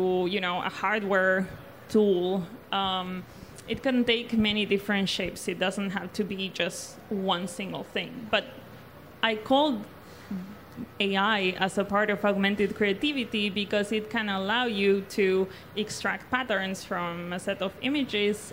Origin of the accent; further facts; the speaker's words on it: Argentina; I was born and raised in South America, more particularly in Argentina